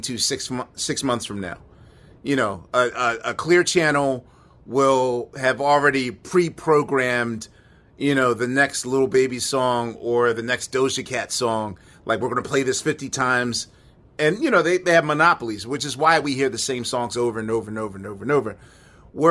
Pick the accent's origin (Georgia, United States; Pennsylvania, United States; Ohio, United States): Pennsylvania, United States; Philadelphia; I come from Philadelphia